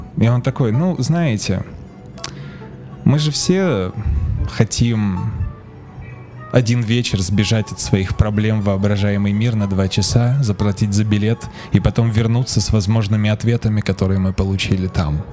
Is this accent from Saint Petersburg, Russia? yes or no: yes; Saint Petersburg, Russia; moved away as an adult; now in Tbilisi, Georgia; я сам из, из Петербурга и прожил там большую часть жизни